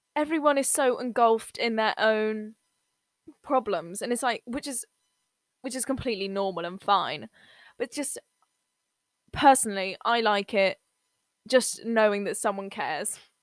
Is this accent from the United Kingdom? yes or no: yes; England, United Kingdom; I'm from England